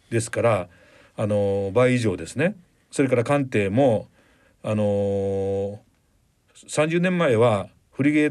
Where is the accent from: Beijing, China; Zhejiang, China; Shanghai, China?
Shanghai, China; now in Japan; 私上海出身ですけれども